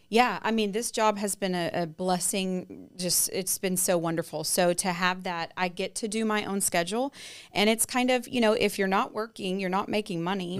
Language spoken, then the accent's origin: English; Lindale, Texas, United States; now in New Braunfels, United States; I was born and raised there